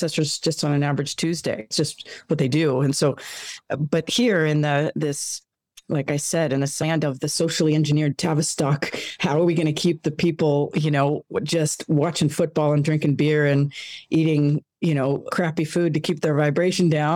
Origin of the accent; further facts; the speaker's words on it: Los Angeles, California, United States; born and raised here